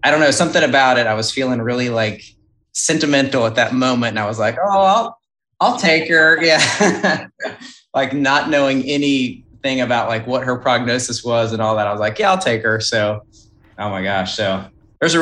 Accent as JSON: {"language": "English", "region": "Kentucky", "country": "United States", "tie": "born or raised there", "also_born_or_lived": "Alabama", "said": "I was raised in Kentucky"}